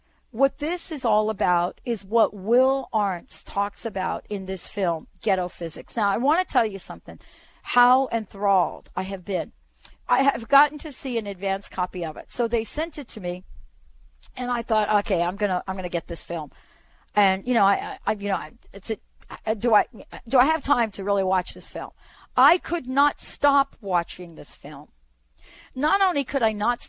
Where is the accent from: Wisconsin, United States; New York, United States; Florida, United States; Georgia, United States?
New York, United States; New York City; I grew up in the projects in the Bronx